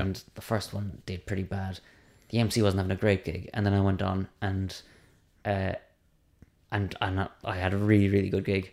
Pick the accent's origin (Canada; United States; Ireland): Ireland; Cork, Munster; I'm from Cork.